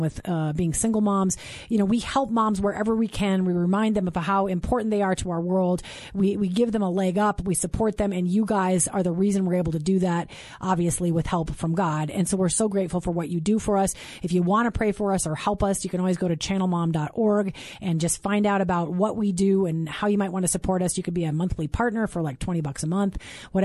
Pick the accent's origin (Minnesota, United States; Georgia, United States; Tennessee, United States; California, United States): Minnesota, United States; St. Peter; I'm from Minnesota. I grew up in St. Peter, where my parents were professors at Gustavus Adolphus College